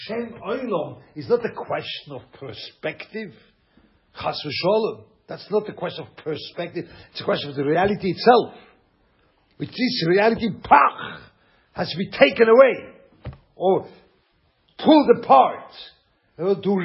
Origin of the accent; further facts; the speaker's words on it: Lucerne, Switzerland; English is a second language; moved away; I'm from Schweiz, you know, Luzern.